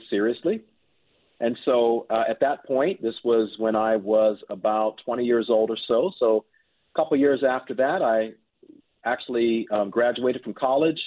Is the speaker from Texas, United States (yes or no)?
no; Pittsburgh, Pennsylvania, United States; moved away; I am originally from Pittsburgh, Pennsylvania, and I grew up in a loving Christian home